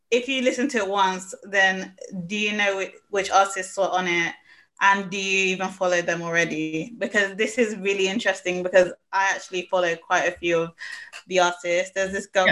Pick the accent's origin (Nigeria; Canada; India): Nigeria; I'm Nigerian